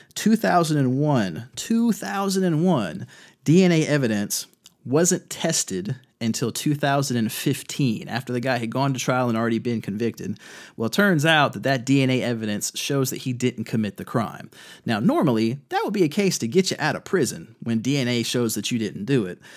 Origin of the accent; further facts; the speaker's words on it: North Carolina, United States; my home state of North Carolina